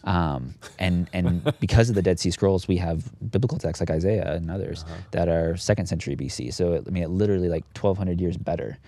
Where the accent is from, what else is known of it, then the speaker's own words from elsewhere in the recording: United States; moved away as an adult; also born or lived in Phoenix, Arizona / Southern California / Dayton, Tennessee; I grew up on the West Coast, actually, Phoenix, Arizona, Southern California.